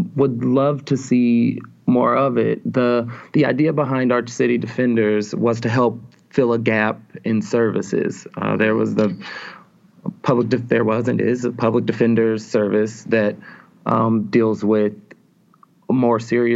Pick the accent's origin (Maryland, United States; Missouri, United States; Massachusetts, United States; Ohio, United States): Missouri, United States; St. Louis; moved away as an adult; So I'm from St. Louis initially. I grew up in St. Louis County, graduated from public high school in St. Louis County, North St. Louis County